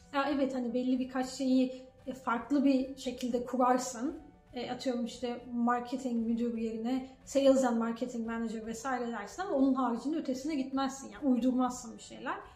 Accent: Turkey; moved away as an adult; now in Canada; Ben de Türk'üm dedim.

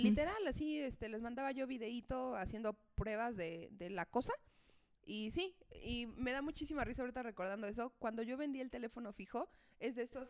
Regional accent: Mexico City, Mexico; also born or lived in León; soy de Ciudad de México, pero vivía allá por temas de trabajo

